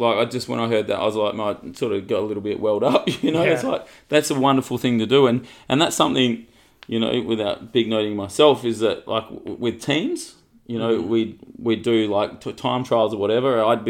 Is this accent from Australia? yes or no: yes; Australia; We're Australian, so we love the swimming.